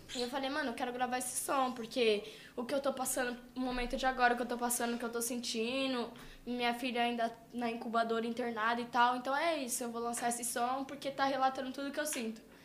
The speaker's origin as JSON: {"language": "Portuguese", "country": "Brazil", "said": "Eu sou brasileira"}